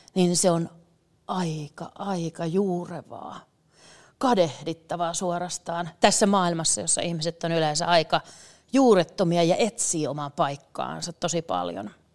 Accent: Tohmajärvi, North Karelia, Finland; tuolta Tohmajärveltä, mistä mä oon kotoisin

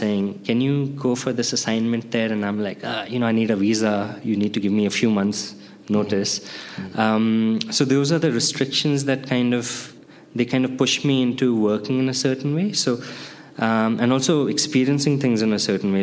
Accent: India; I grew up during my puberty, MTV came into India

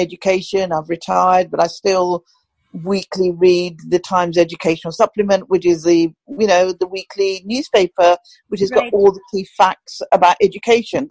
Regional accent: Pakistan; now in United Kingdom; I still call it my home country because that's my country of birth

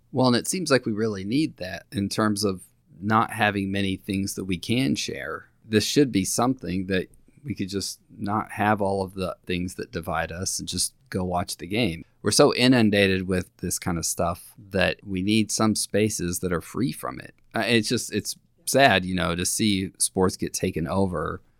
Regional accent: Lubbock, Texas, United States; I grew up in Lubbock, Texas

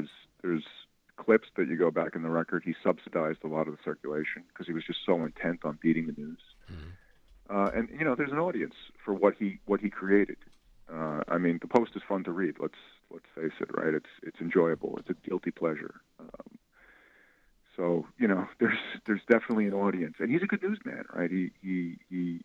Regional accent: New York City, New York, United States; I'm a kid from Staten Island

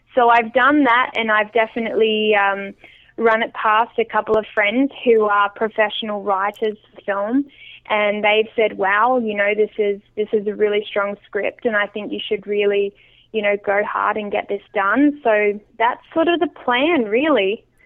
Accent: small town near Adelaide, South Australia, Australia; now in Vancouver Island, Canada; the little yeah. town that I grew up

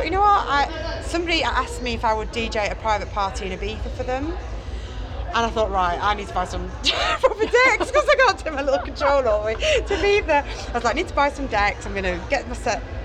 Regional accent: Cleethorpes, Yorkshire and the Humber, United Kingdom; I grew up in a small town in the north of the UK, Cleethorpes.

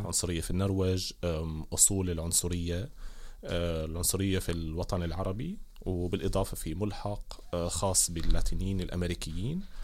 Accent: Damascus, Damascus Governorate, Syria; moved away as an adult; now in Bergen, Norway; خلقت وترعرعت آه، في سوريا في دمشق

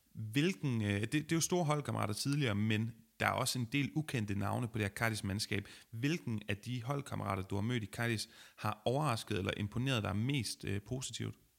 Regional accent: Denmark; som dansker

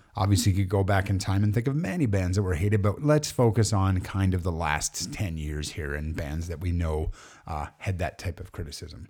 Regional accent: Alberta, Canada; we're Canadian, and funny enough, the four of us all lived or were from Alberta

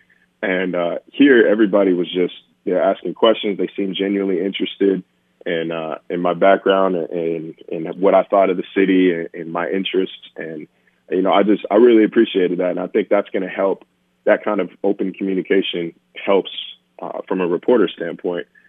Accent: Sacramento, California, United States; moved away; I grew up in California

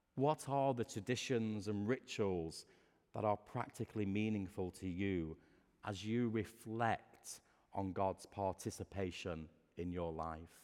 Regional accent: Lancashire, North West England, United Kingdom; I grew up in Lancashire

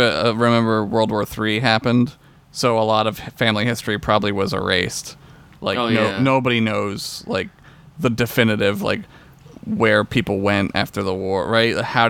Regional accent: Pennsylvania, United States; I'm from Pennsylvania, and, like, of course we were in the Union.

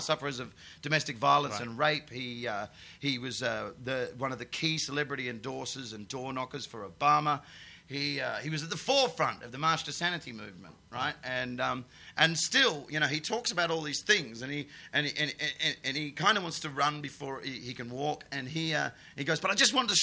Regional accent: Perth, Western Australia, Australia; moved away as an adult; now in England; we were gigging together in Perth, my hometown, in a lawn bowls club

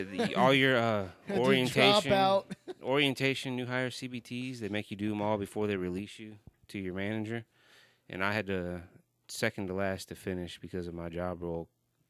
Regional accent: Houston, Texas, United States; born or raised there; also born or lived in Buffalo, New York / Katy, Texas

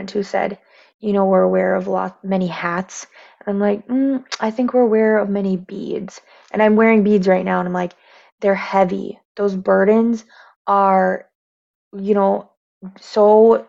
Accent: Michigan, United States; I am Native American, raised, born and raised right here on the res

